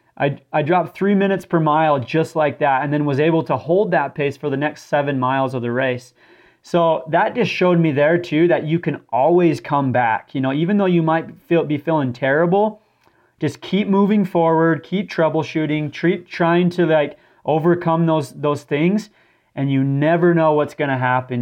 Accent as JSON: {"language": "English", "town": "St. George", "region": "Utah", "country": "United States", "tie": "born or raised there", "moved": "yes", "said": "I grew up in St. George, Utah, which is a very desert type environment as well."}